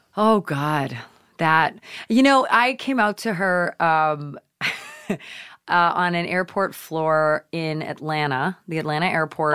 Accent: Nova Scotia, Canada; moved away; growing up in Canada, uh, which is where I was born, uh, you know, we lived in Nova Scotia

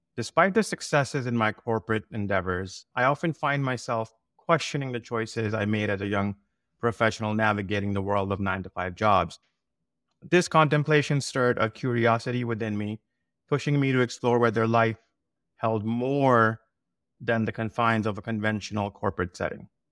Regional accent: South Shore of Massachusetts, United States; I grew up here in South Shore of Massachusetts

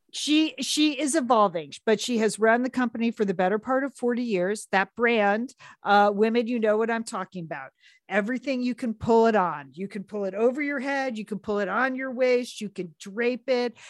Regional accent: Southport, Connecticut, United States; born or raised there

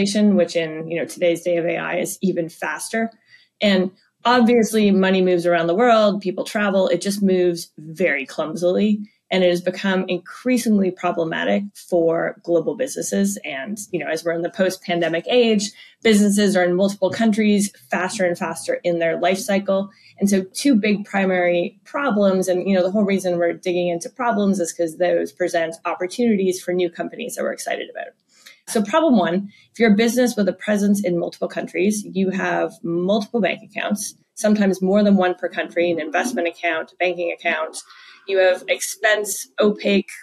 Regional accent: Canada; now in United States; my family back in Canada

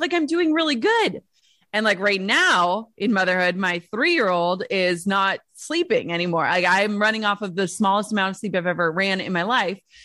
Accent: Minnesota, United States; I'm from Minnesota.

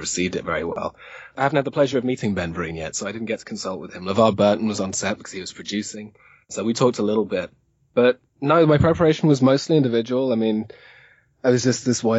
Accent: Zimbabwe; moved away; I grew up in Zimbabwe

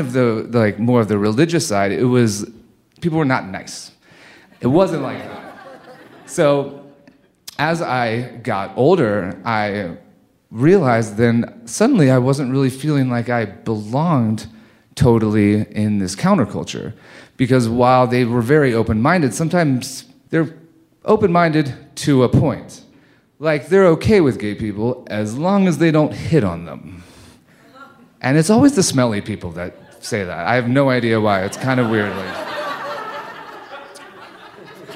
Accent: Cincinnati, Ohio, United States; moved away; also born or lived in Lake Tahoe; Growing up in Cincinnati, Ohio

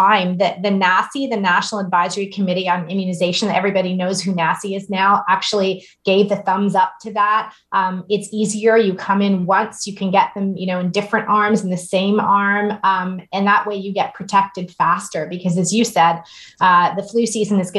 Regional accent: Canada; just as a Canadian

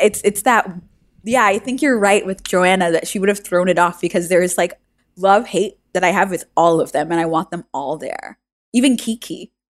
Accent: New York City, New York, United States; I'm from New York City

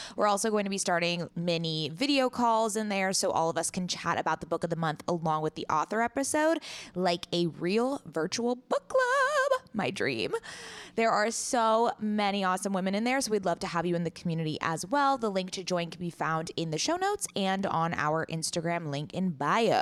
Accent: Coronado, California, United States; born or raised there

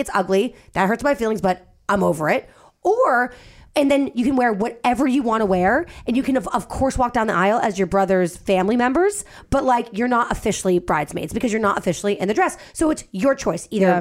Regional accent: Boston, Massachusetts, United States; I'm from Boston

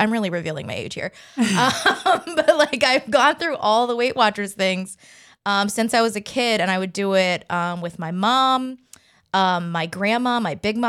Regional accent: the South, United States; I'm from the South too, so that's a big thing.

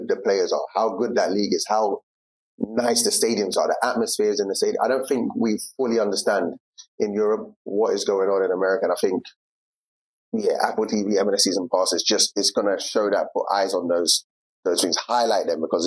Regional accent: England, United Kingdom; moved away as an adult; growing up in England in my time

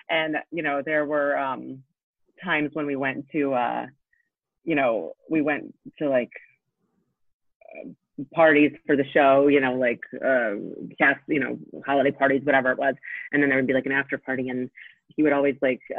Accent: Poland; born there; I was born in Poland, so um, both of my parents have had thick accents.

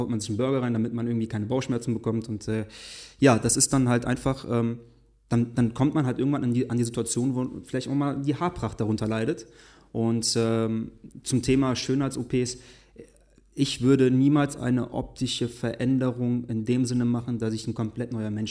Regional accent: Cologne, North Rhine-Westphalia, Germany; born there; Du weißt, ich bin gebürtiger Kölner.

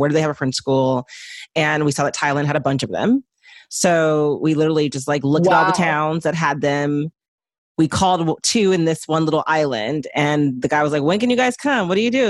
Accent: Houston, Texas, United States; moved away as an adult; also born or lived in Nice, France; now in Los Angeles, United States; Yeah, I grew up in Houston. I came to LA for college and never left.

